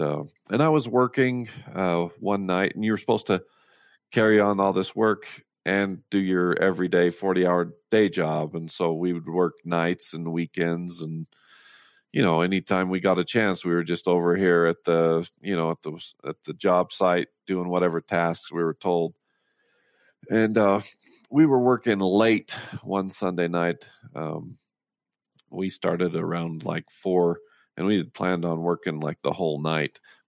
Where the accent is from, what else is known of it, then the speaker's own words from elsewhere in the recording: Roosevelt, Utah, United States; Yeah, I was born and raised in Roosevelt, Utah, on a dairy farm.